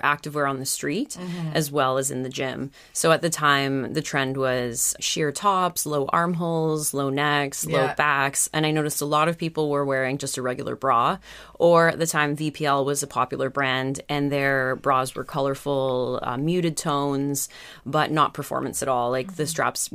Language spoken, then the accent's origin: English; Calgary, Alberta, Canada; now in New York, United States; So I grew up in Calgary and I went to BC quite a lot.